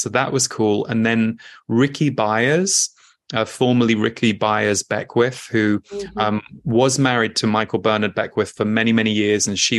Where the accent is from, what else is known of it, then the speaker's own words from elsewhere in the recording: United Kingdom; And yet often, certainly in the Western world that I was raised in Britain, that was not necessarily something that was celebrated or revered.